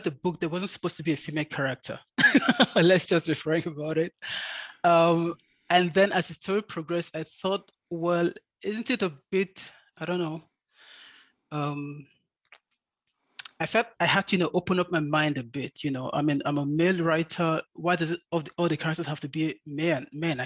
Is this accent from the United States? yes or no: no; Nigeria; first language English; moved away as an adult; now in Munich, Germany; I'm a Nigerian born and bred